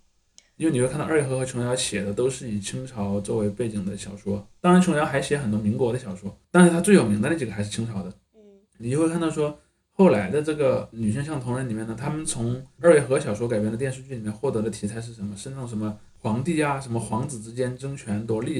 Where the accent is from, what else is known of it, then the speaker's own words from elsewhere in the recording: China; 在九十年之前，至少我们作为中国人感到的文化市场的打引号的繁荣啊